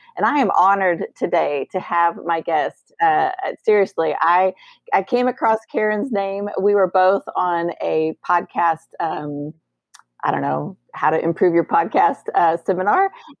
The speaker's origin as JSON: {"language": "English", "region": "Colorado", "country": "United States", "said": "I'm from Colorado, so I'm a Rocky"}